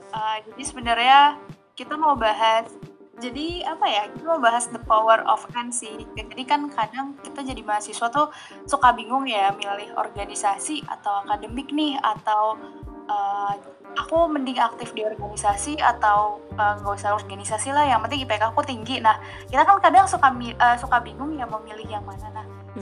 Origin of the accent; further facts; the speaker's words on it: Sumatra, Indonesia; aku kan orang Sumatera